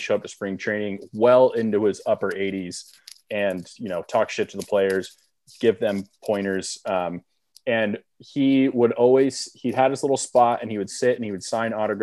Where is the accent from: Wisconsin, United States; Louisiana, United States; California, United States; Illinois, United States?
California, United States; Southern; We both went to school in Northern California. We're from Southern California